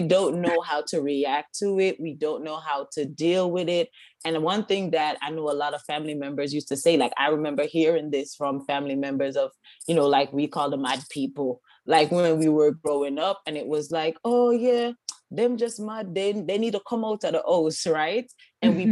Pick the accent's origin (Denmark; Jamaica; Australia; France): Jamaica; Kingston; now in United States; born and raised in Kingston, Jamaica